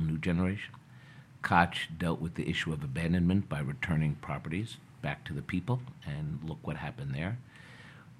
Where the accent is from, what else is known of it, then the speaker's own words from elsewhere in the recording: New York City, New York, United States; growing up in Washington Heights